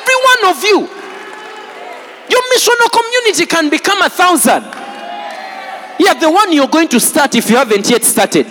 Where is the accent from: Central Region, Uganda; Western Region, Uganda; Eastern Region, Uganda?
Eastern Region, Uganda; Jinja; I grew up in Jinja, so I speak fairly good